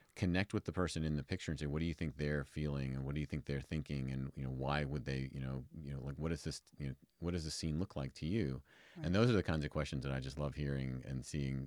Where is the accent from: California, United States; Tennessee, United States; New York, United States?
New York, United States; New York City; moved away as an adult; now in Reno, United States; I'm from New York originally